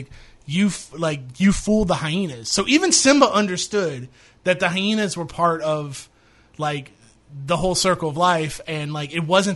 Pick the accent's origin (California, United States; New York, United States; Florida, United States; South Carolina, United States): Florida, United States; I grew up in Florida